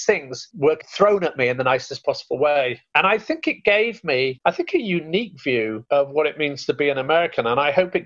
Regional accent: United Kingdom; I'm very proud of being British, and certainly the accent

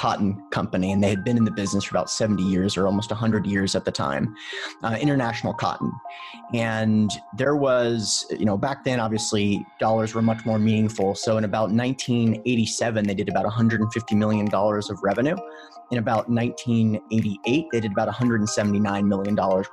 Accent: Memphis, Tennessee, United States; I'm from Memphis, Tennessee

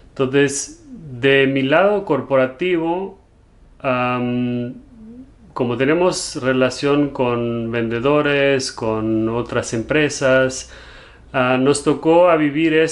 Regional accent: Germany; Spanish is a second language; also born or lived in Spain / London, United Kingdom; now in United States; cuando me preguntan de dónde soy, a veces no sé bien cómo contestar porque crecí en Alemania, pero soy portugués me fui a vivir un tiempo a España, luego a Londres y ahora estamos aquí en Estados Unidos

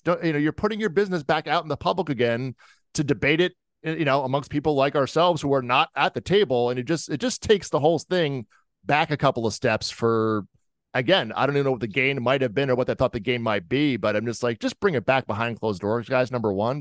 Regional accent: Jersey Shore, New Jersey, United States; I'm from the Jersey Shore

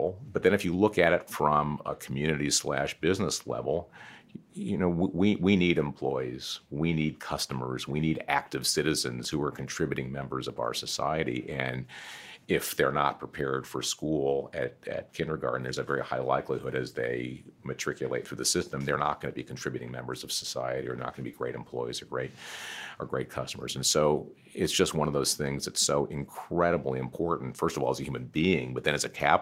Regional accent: United States; I'm very lucky to be born in America when I was born in America

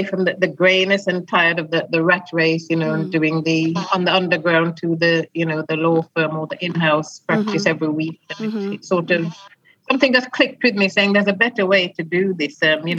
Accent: Clarendon, Jamaica; moved away as an adult; also born or lived in West Midlands; now in England; I was born in the West Midlands, and I first went to Jamaica with my parents just before my 12th birthday. We lived in Clarendon, and I spent my entire teens on the island and returned to England 10 years later.

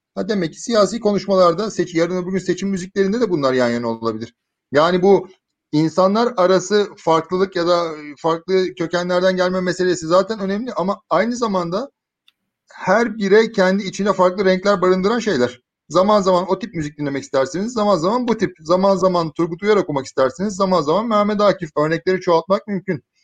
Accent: Bursa, Turkey; moved away as an adult; also born or lived in Istanbul; ben Bursa'nın Muradiye semtinde doğdum büyüdüm

